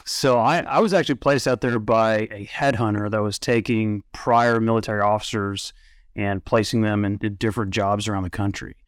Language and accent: English; Oklahoma City, Oklahoma, United States; moved away as an adult; now in Midland, United States; I was born in Oklahoma City